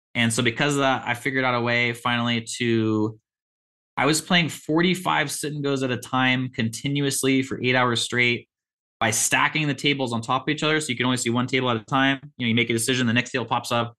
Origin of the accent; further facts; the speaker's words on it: Olympia, Washington, United States; I was born and raised in Olympia, Washington, which is an hour south of Seattle.